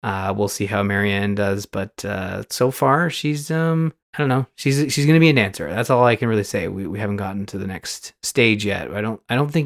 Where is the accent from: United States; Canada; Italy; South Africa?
Canada; I'm Canadian